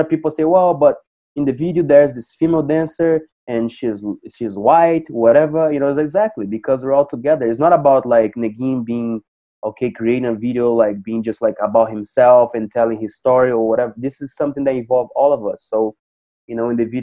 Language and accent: English; Cascavel, Paraná, Brazil; I started here in my hometown in Cascavel, Paraná, Brazil